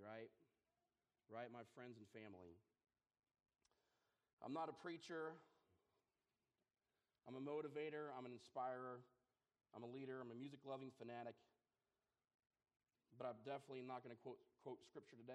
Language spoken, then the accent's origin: English; Lebanon, Kansas, United States; moved away; I'm a kid from Lebanon, Kansas. Maybe 130 people. It's 129, actually, because I'm not there right now